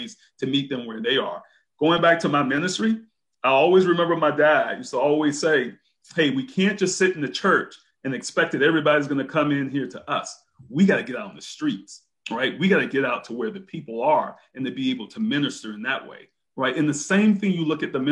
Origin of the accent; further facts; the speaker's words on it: Brunswick, Georgia, United States; Brunswick, Georgia.